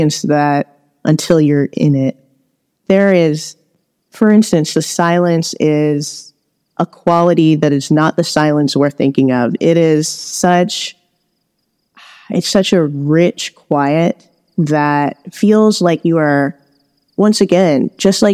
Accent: Los Angeles, California, United States; I grew up in Los Angeles, where there is a lot a lot of pollution

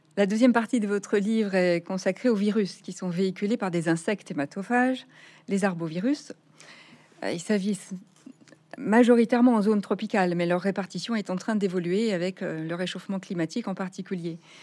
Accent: Nouvelle-Aquitaine, France; chez nous en Nouvelle-Aquitaine

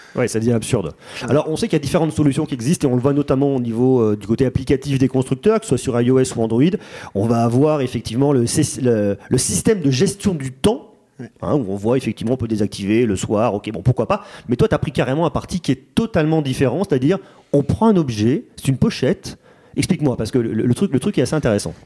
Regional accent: Auvergne-Rhône-Alpes, France; je suis auvergnat

